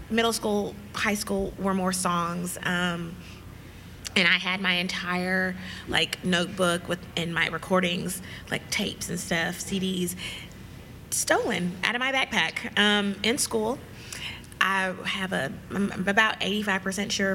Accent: Nashville, Tennessee, United States; moved away as an adult; now in Indianapolis, United States; I am from Nashville, Tennessee, born and raised

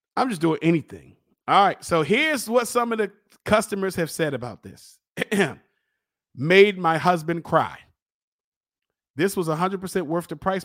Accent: Baltimore, Maryland, United States; I'm from East Baltimore

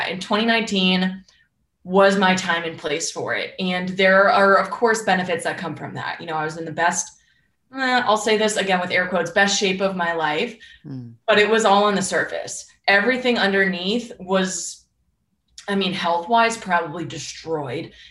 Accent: Northeast, United States; and I'm from the Northeast where that's like my blood.

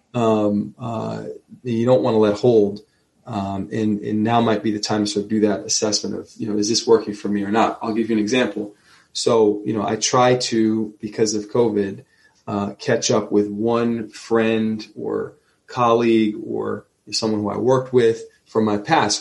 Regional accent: Neptune, New Jersey, United States; I'm from Neptune.

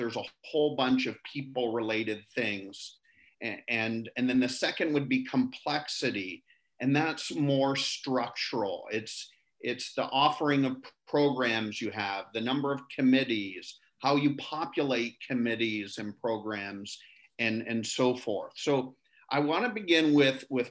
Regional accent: Canada; I'm from Canada

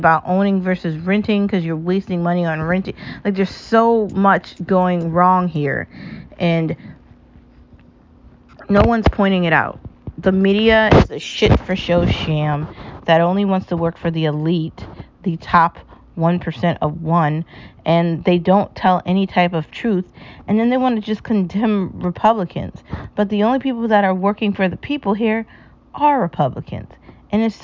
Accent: United States; I was proudly born as an American, and I'll proudly die as one

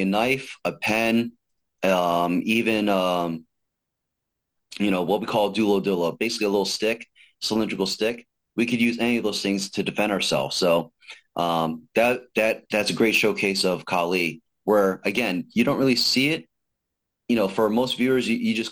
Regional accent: Jersey City, New Jersey, United States; growing up in North Jersey, so, you know, I grew up in the Bayonne, Jersey City area

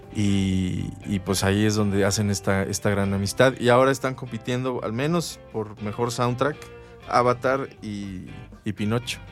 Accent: Mexico; nosotros como mexicanos y más en, nuestra ciudad

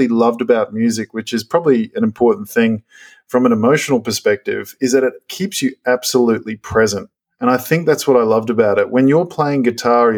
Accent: Gold Coast, Queensland, Australia; I grew up on the Gold Coast

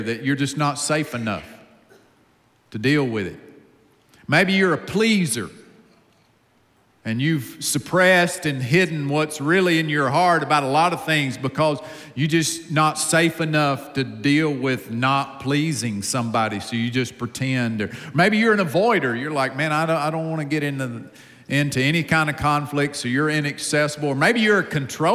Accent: Upstate South Carolina, United States; accent: deep accent; I grew up in a home with a mom and a dad in the upstate of South Carolina. I'm from the South

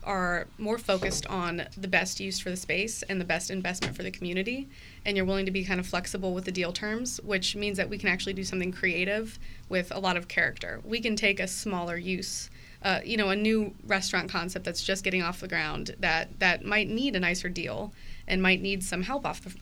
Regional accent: Cincinnati, Ohio, United States; also born or lived in Columbus; I grew up in Cincinnati over in the Mount Lookout Hyde Park area

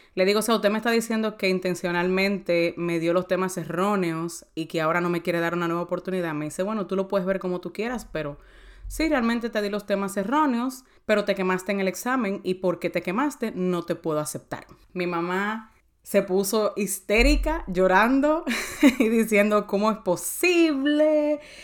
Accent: San Cristóbal, Dominican Republic; moved away; also born or lived in United States; Yo soy de San Cristóbal

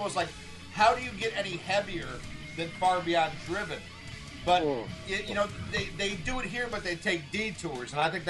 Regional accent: the South, United States; You know, we're from the South, you know, fuck you, we're metal, and, you know, we're not going to change.

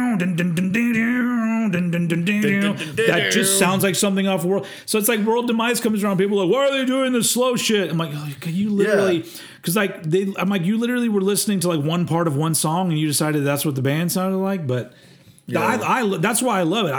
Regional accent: United States; I'm an American

